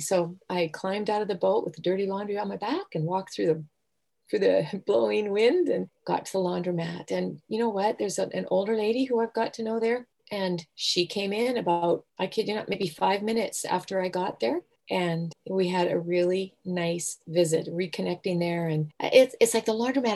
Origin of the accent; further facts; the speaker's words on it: Southern Alberta, Canada; now in Vancouver, Canada; I grew up in Southern Alberta on the prairies